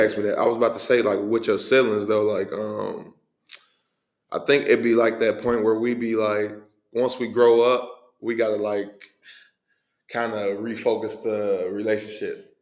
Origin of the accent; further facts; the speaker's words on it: Cincinnati, Ohio, United States; born and raised in Cincinnati, man. East side Cincinnati